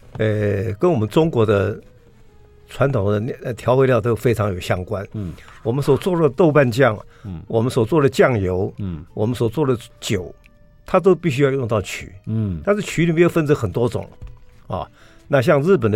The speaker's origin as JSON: {"language": "Chinese", "country": "Taiwan", "said": "我们台湾人用了很久。"}